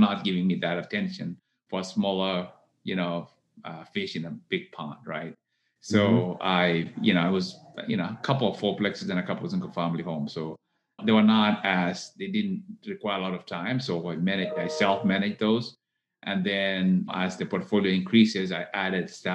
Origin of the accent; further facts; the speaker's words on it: Kenya; moved away as an adult; now in Texas, United States; I was born in Kenya. I came to the U.S. to go to college here in Texas.